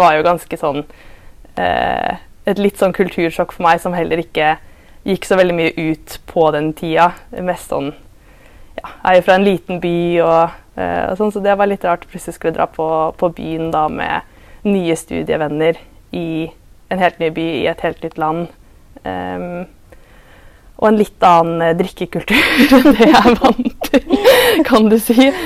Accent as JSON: {"language": "Norwegian", "town": "Larvik", "region": "Vestfold", "country": "Norway", "tie": "born or raised there", "also_born_or_lived": "Southampton, England", "moved": "as an adult", "lives_now": "Tromsø, Norway", "said": "Jeg er fra Larvik, eh, og så bor jeg i Tromsø for øyeblikket"}